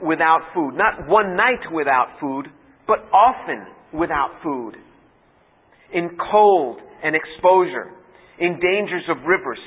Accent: New York, United States; I'm from New York

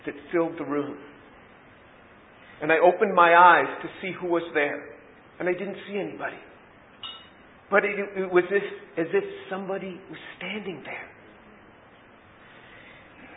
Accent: United States; being born and raised in the United States

